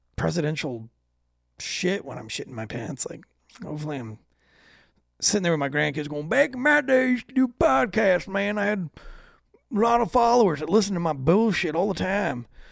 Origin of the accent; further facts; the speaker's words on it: United States; as an American